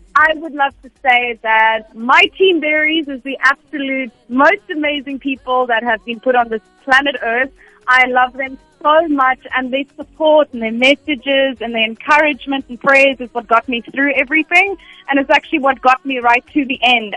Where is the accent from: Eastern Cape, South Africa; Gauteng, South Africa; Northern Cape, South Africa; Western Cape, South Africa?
Western Cape, South Africa; Cape Town; born in Cape Town grew up in Cape Town always lived in Cape Town